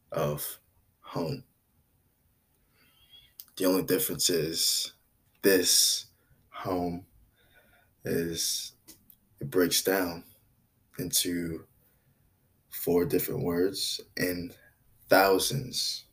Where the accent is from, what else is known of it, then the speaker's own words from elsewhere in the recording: New York City, New York, United States; I was born in Brooklyn, New York, United States of America in 1996